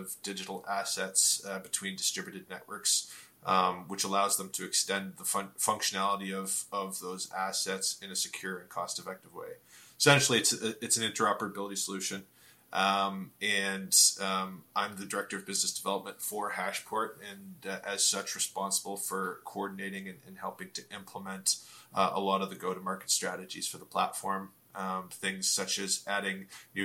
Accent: Ontario, Canada; I'm from Ontario, Canada

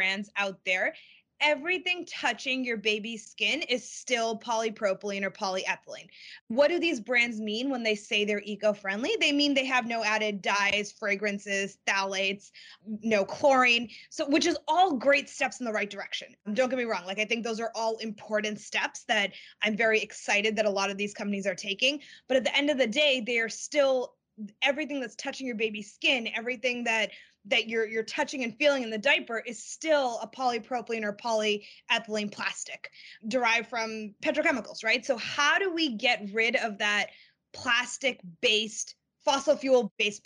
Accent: Boston, Massachusetts, United States; I grew up in the Boston area

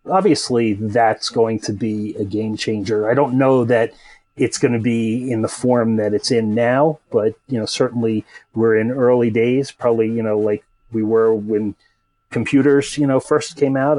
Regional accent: United States; moved away as an adult; now in Europe; I'm a an American native guy, you know, living in Europe now

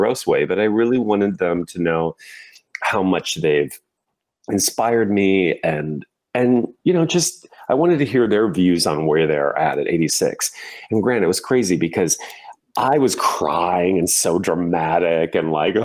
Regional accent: Indiana, United States; moved away as an adult; as a little boy, gay boy growing up in Indiana

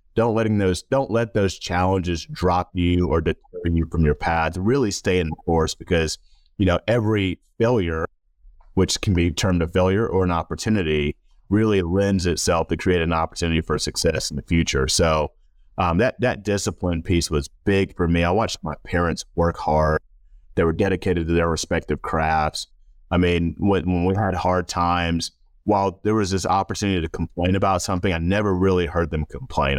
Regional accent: Rock Hill, South Carolina, United States; I grew up in Rock Hill, South Carolina, known as the Thrill, sometimes Football City, U S

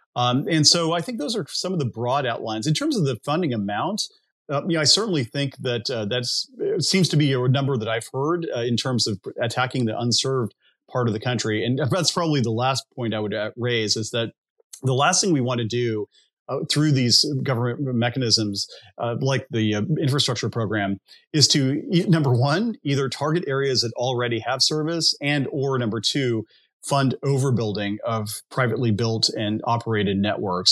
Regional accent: United States; as an American citizen, I who grew up in a rural area

